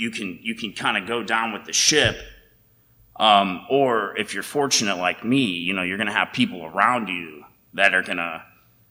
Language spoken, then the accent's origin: English; United States; growing up in America